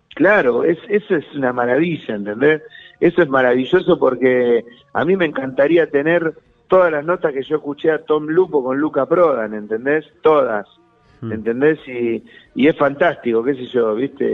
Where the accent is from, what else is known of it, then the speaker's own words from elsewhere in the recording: Santa Fe, Argentina; moved away; volver a ir a Santa Fe, a mi tierra natal, a ver a mi familia de sangre